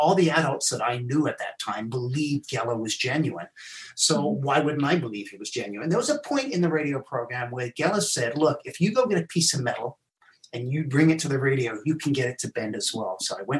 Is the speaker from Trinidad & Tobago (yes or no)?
no; South Africa; also born or lived in England; I was born in England. I left when I was 9. I went to South Africa. It was while I was in South Africa that I was abandoned by my mom.